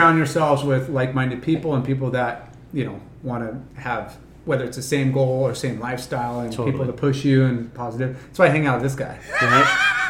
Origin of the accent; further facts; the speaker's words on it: Huntington Beach, California, United States; I grew up here in Huntington